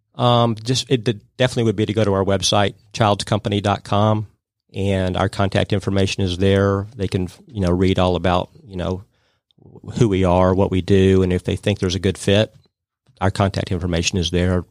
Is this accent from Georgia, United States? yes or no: yes; Atlanta, Georgia, United States; my background is I grew up in Atlanta.